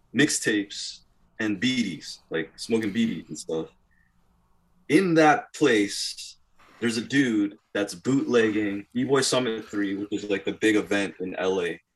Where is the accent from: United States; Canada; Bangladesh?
Canada; Toronto, Ontario; we are from Toronto